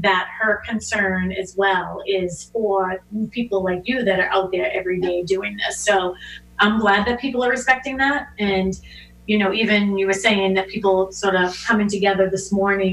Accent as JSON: {"language": "English", "town": "Boston", "region": "Massachusetts", "country": "United States", "tie": "born or raised there", "said": "I grew up in Dorchester. You know, we're on the corner, hanging out on the corner"}